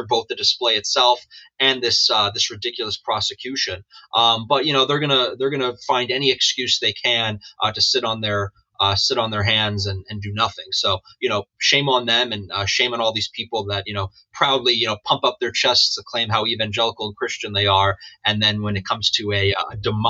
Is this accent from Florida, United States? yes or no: no; New York City, New York, United States; I grew up in Queens